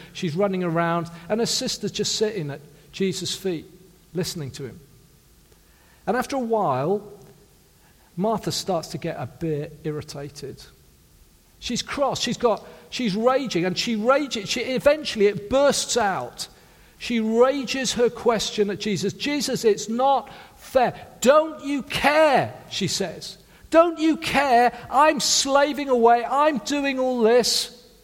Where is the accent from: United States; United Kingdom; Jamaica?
United Kingdom; South Wales; I come from a working class family in South Wales.